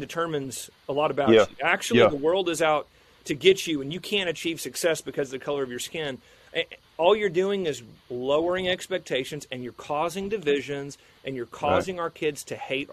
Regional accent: McAlester, Oklahoma, United States; I grew up in a small town called McAllister in southeast Oklahoma

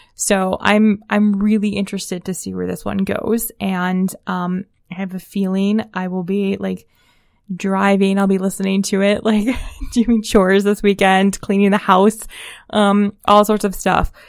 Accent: Hudson, Ohio, United States; My hometown in particular is Hudson, Ohio

